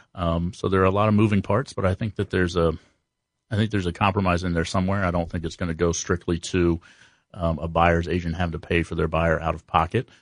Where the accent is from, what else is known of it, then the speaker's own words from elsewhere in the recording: Columbus, Ohio, United States; born and raised in Columbus